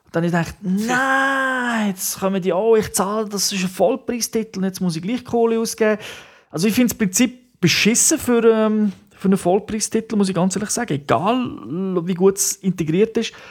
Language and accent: German; Switzerland; Bei uns in der Schweiz noch nicht, aber immerhin im Ausland.